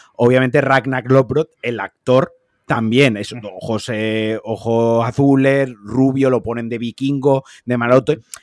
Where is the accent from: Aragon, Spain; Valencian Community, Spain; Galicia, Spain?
Valencian Community, Spain; los valencianos